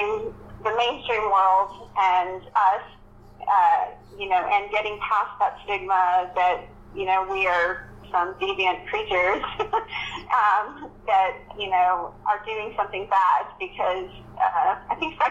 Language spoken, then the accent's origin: English; Texas, United States; I'm from Texas